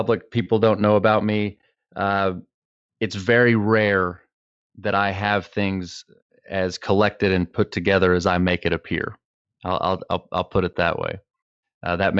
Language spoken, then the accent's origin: English; Texas, United States; I am from Texas.